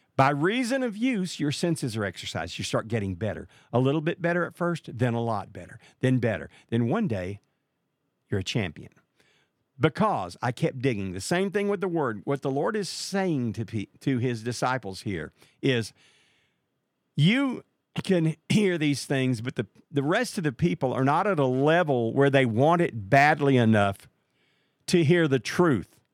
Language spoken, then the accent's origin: English; Marshall, Texas, United States; Marshall, Texas. That's my hometown